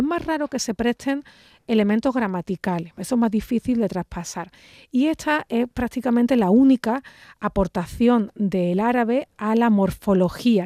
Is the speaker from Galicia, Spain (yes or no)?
no; Andalusia, Spain; nuestra forma de hablar